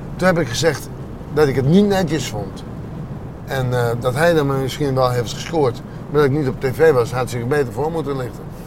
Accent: Friesland, Netherlands; born or raised there

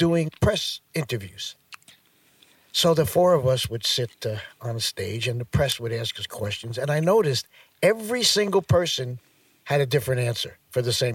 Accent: Pelham, New York, United States; Pelham was a great place to grow up, yes, because of the fact that it was so close to New York, 20 minutes

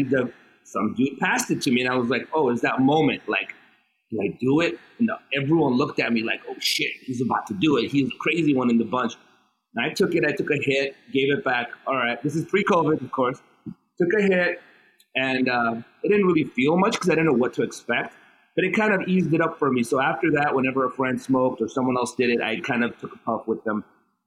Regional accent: Los Angeles, California, United States; also born or lived in Armenia; I was born in Armenia. I migrated, my family, like about 30 of us, migrated to America when I was 5 years old in 79, and I moved to Hollywood

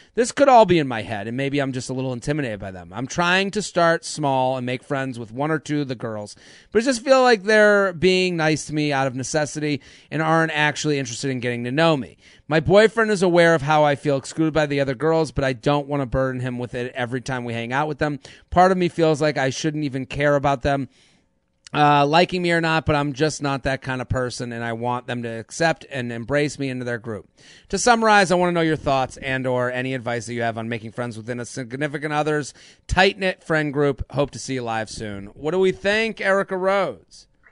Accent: Needham, Massachusetts, United States; I'm from Needham.

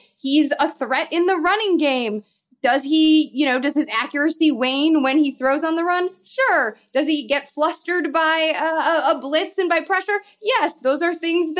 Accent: Chicago, Illinois, United States; I grew up in Chicago

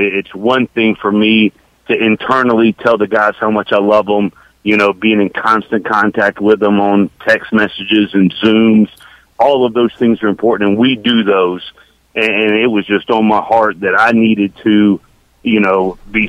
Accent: Decatur, Georgia, United States; Born and raised in Decatur, born at the Cab Memorial Hospital, which is literally 8 miles from my office at Georgia Tech

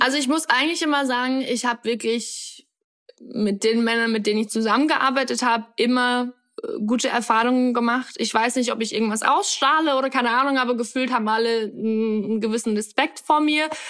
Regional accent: Upper Palatinate, Bavaria, Germany; also born or lived in Australia; now in Berlin, Germany; bin eigentlich geboren und aufgewachsen in der Oberpfalz, in einem ganz kleinen Dorf in, in äh, Karm heißt es

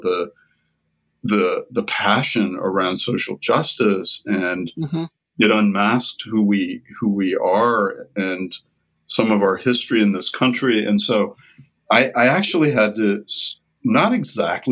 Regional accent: Midwest, United States; moved away as an adult; also born or lived in Ohio / Boston; now in Albany, United States; I grew up in the Midwest in a very Protestant family

